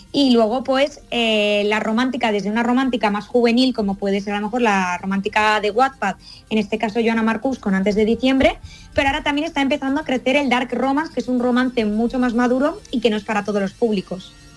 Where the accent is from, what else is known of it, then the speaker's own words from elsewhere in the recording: Valencian Community, Spain; yo soy valenciana, pero andaluza de corazón